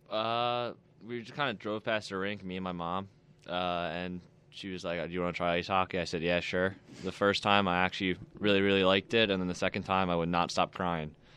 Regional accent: Philadelphia, Pennsylvania, United States; moved away as an adult; also born or lived in Texas; now in Buffalo, United States; I played for the E H L back at my hometown for Philly

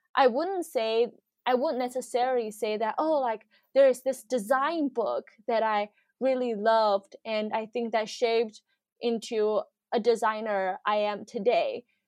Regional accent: Shanghai, China; moved away as an adult; now in Seattle, United States; When I was growing up in Shanghai

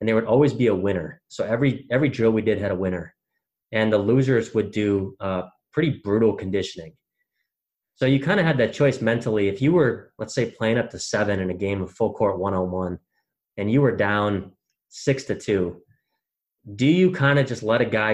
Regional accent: Wisconsin, United States; growing up in Wisconsin

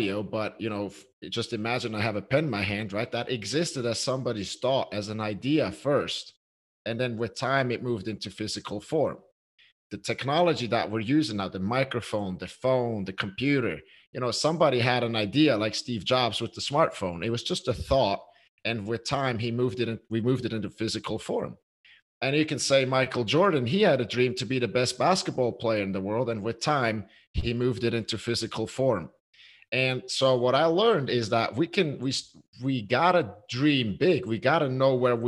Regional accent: Switzerland; I'm from Switzerland

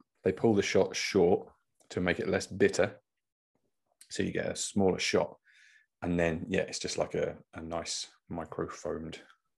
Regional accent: East of England, United Kingdom; I'm from Norfolk.

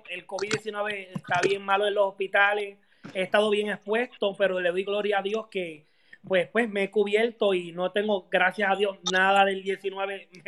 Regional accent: Río Grande, Puerto Rico; now in Orlando, United States; somos puertorriqueños

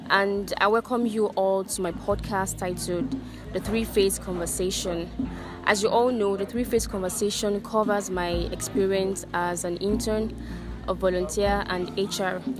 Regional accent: Lagos, Nigeria; moved away as an adult; now in Cross River, Nigeria; from Lagos State.

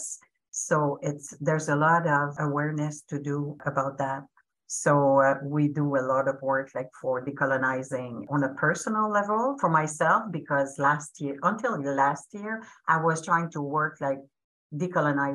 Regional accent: Abitibiwinni First Nation, Pikogan, Quebec, Canada; now in Ontario, Canada; I am from the First Nation Apitipiwinni

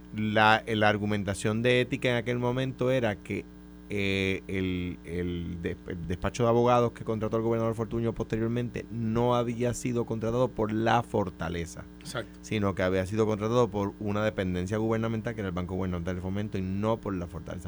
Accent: Coamo, Puerto Rico; now in San Juan, Puerto Rico; Yo soy de Cuamo. O sea, que, que yo no me identifico como un local, en realidad

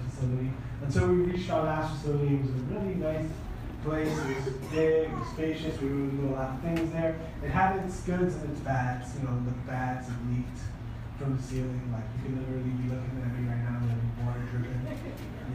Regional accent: New York City, New York, United States; moved away as an adult; I'm from New York, I'm from Brooklyn, New York

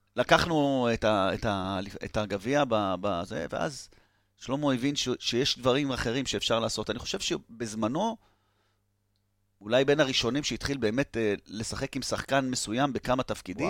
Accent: Tel Aviv, Tel Aviv District, Israel; תל אביבי במקור

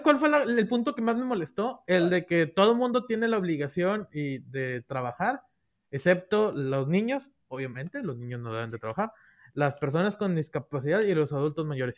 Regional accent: Mexico; soy mexicano

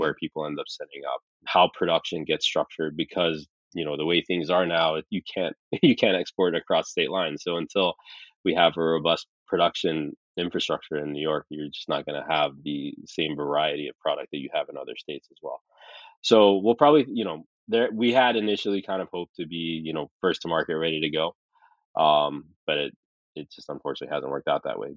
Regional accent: Saudi Arabia; also born or lived in California, United States; I was born in California, but I when I was six months old, we moved to Saudi because my dad is Saudi

